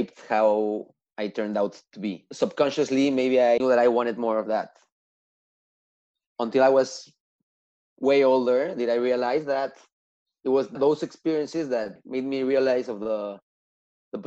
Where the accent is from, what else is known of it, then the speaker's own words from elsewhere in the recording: Mexico City, Mexico; moved away; also born or lived in Montreal; I was born and raised in Mexico City